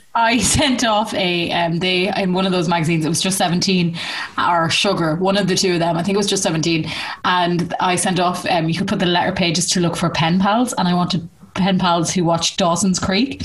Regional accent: Ireland; we grew up in Ireland

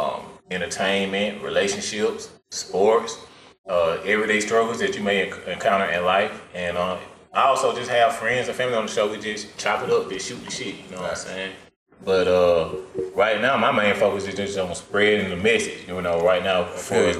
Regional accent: Riverdale, Georgia, United States; also born or lived in College Park, Georgia; I was born and raised between Riverdale and College Park

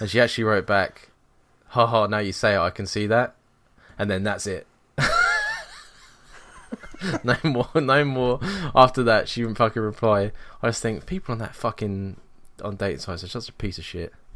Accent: England, United Kingdom; moved away as an adult; now in Scotland, United Kingdom; I moved away from England

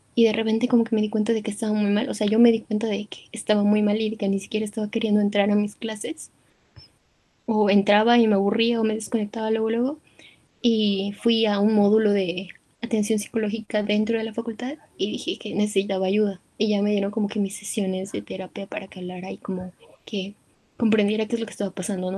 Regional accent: Mexico

